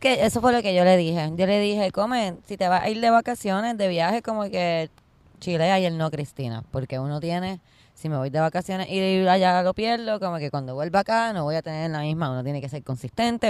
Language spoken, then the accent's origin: Spanish; Puerto Rico; yo soy una jíbara de Puerto Rico